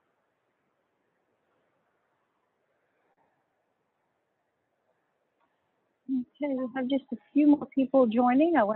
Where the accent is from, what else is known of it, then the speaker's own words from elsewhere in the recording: Dallas, Texas, United States; I'm from Dallas, Texas.